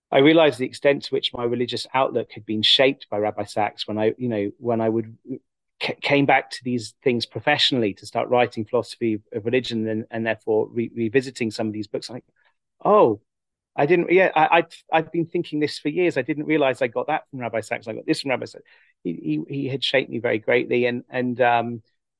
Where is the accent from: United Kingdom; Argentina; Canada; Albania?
United Kingdom; England; growing up in England, as someone interested in philosophy and thought, and was also religious